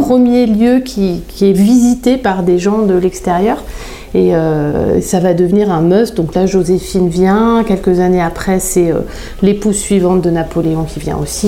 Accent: Chamonix, Auvergne-Rhône-Alpes, France; also born or lived in Bonneville; je suis née à Chamonix, enfin je suis née à Bonneville, mais euh, euh, j'ai très vite été au bout de quelques jours dans ma maison à Chamonix

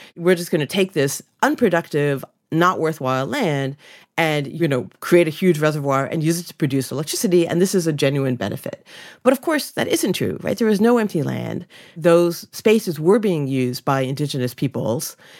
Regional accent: Ontario, Canada; growing up in Canada

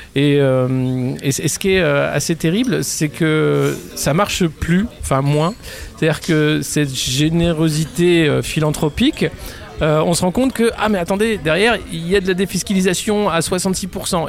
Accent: France; on est français

